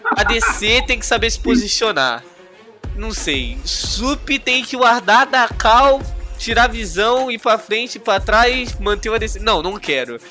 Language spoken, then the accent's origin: Portuguese; Rio de Janeiro, Brazil; Ah, eu do Rio, mano. Sou do Rio